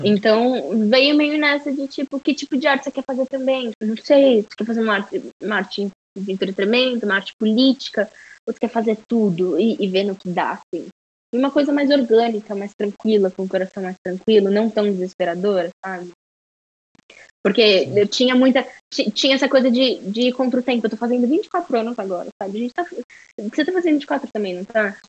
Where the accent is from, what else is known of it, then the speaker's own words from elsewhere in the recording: Brazil; also born or lived in United States; por ser brasileira, sabe, por ser latina, por não falar inglês perfeitamente